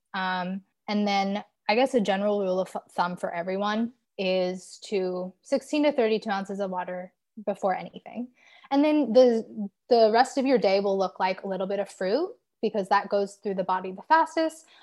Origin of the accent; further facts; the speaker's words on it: Southern California, United States; moved away as an adult; now in New York City, United States; I was born and raised in Southern California